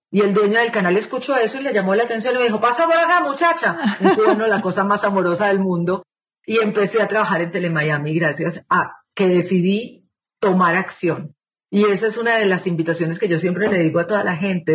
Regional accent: Lima, Peru; moved away as an adult; now in Colombia; yo nací en Lima, Perú. Mi papá era periodista, por eso nacimos en Perú, y era algo así como uno de los presentadores más íconos de la televisión en Perú. Me viví gran parte de mi vida, estudié el colegio, estudié la universidad en Lima

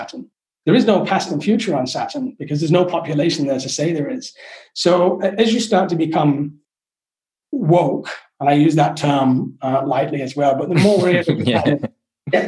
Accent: England, United Kingdom; moved away; I'm not English. When I left England, I was very English

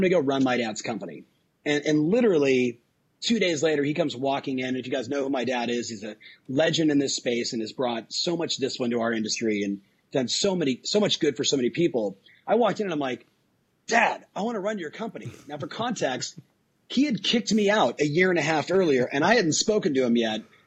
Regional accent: Southern California, United States; I was raised in Southern California on surf, skate, punk rock

